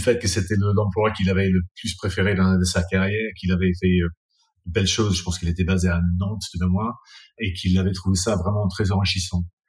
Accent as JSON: {"language": "French", "region": "England", "country": "United Kingdom", "also_born_or_lived": "France", "moved": "yes", "lives_now": "London, United Kingdom", "said": "je suis anglais"}